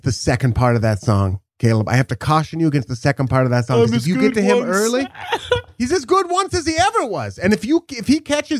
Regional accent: Portland, Oregon, United States; I'm from Portland

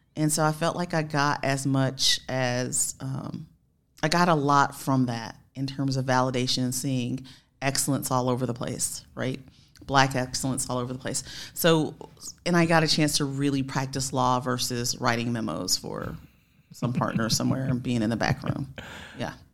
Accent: Spartanburg, South Carolina, United States; I was raised in Spartanburg, South Carolina

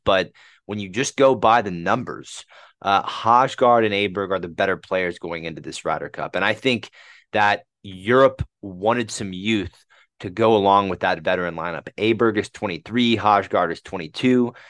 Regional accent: United States; my home country

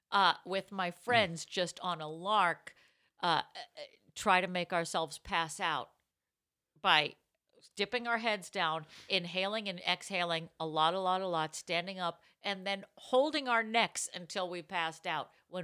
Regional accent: Boston, Massachusetts, United States; I grew up in Boston.

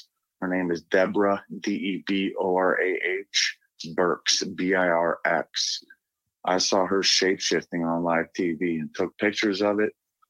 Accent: Northeast Ohio, United States; I'm from Northeast Ohio

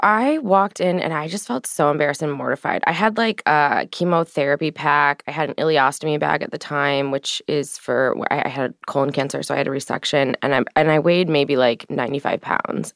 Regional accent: St. Louis, Missouri, United States; I come from Saint Louis, Missouri, so I grew up in an environment

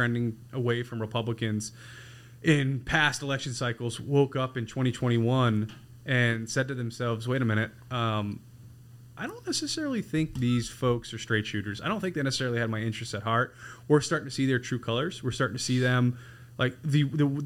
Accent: Massachusetts, United States; I grew up in Massachusetts

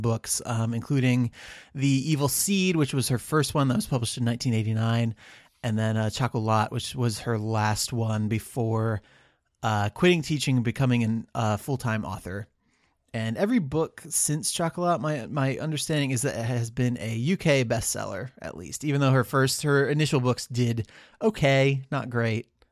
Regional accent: United States; being born an American where we just speak the one language

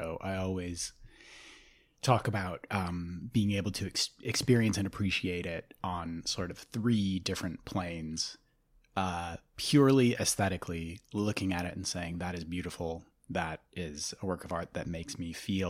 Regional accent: Midwest, United States; I'm from the Midwest.

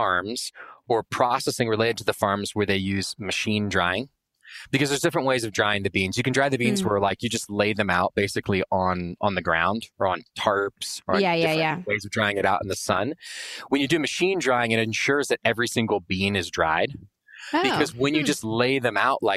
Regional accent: Austin, Texas, United States; I grew up in Austin, Texas

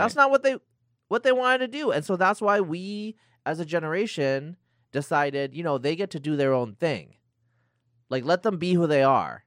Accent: Northeast Oregon, United States; moved away; I grew up in Northeast Oregon

